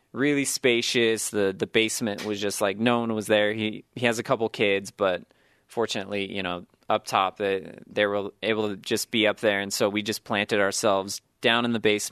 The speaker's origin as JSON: {"language": "English", "town": "Sacramento", "region": "California", "country": "United States", "tie": "born or raised there", "said": "I grew up in Sacramento, just outside of Sacramento, California"}